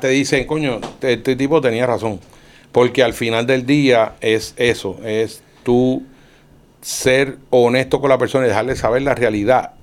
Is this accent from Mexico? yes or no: no; Sabana Grande, Puerto Rico; yo vengo de Sabana Grande, que es un pueblito